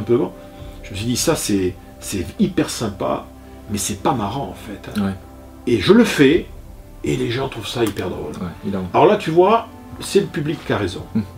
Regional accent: Bordeaux, Nouvelle-Aquitaine, France; je suis bordelais

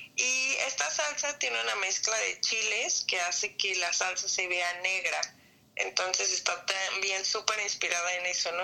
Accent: Mexico; moved away as an adult; now in Melbourne, Australia; como mexicano

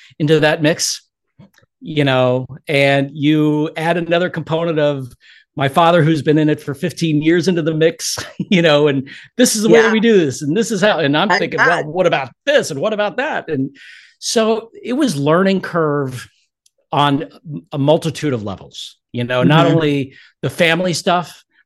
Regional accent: Englewood, Florida, United States; my hometown, Englewood, Florida

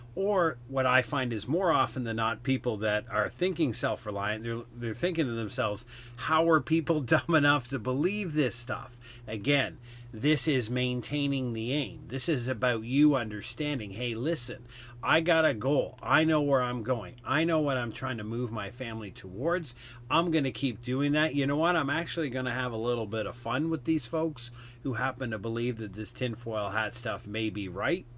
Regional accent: Canada; I'm a Canadian

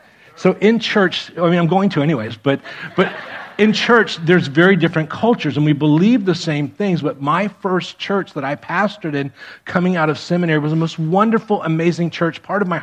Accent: Miami, Florida, United States; moved away as an adult; also born or lived in Defiance, Ohio; I grew up in Miami

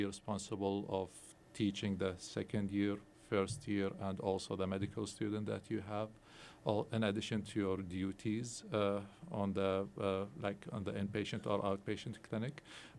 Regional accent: Baghdad, Baghdad Governorate, Iraq; also born or lived in Erie, Pennsylvania; now in Indiana, United States; I'm originally from Baghdad, born and raised over there. Then I came to United States as a refugee

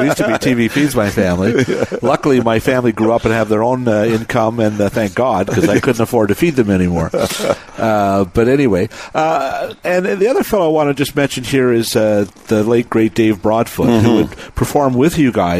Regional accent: Toronto, Ontario, Canada; growing up in Toronto

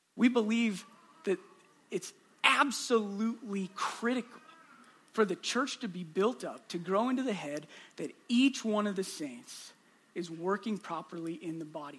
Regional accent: Southwest Iowa, United States; I'm from Southwest Iowa. It's my home.

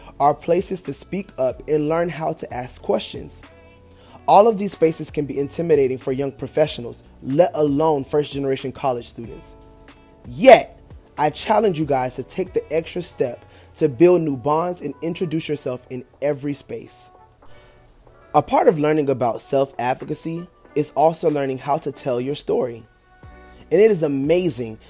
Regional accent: Ocala, Florida, United States; I am from Ocala, Florida, a small city, but it's the horse capital of the world, and I take pride in my upbringing, our culture in that city

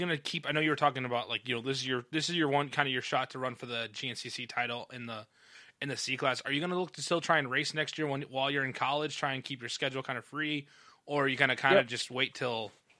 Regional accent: Midwest, United States; it's weird as a Midwesterner to say this, is like most racing is shut down.

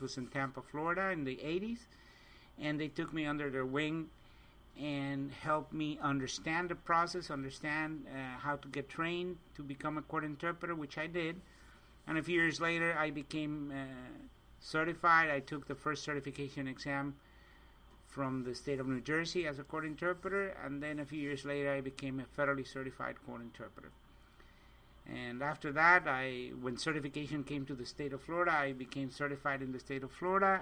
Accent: Mexico City, Mexico; moved away as an adult; now in United States; I was born and raised in Mexico City, and about 30 years ago, I came to the States

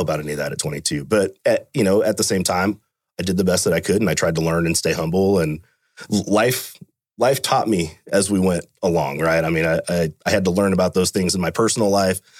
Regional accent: Fremont, United States; I was born and raised in Fremont. Grew up there my whole life.

